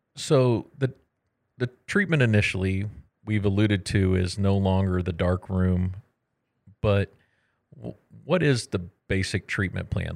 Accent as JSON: {"language": "English", "region": "Texas", "country": "United States", "moved": "yes", "said": "I'm from Texas"}